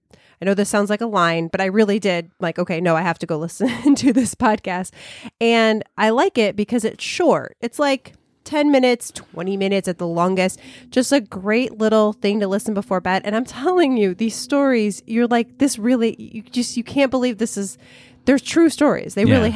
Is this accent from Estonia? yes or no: yes; Estonia; I was born and raised in Estonia. It's a small country next to the Baltic Sea.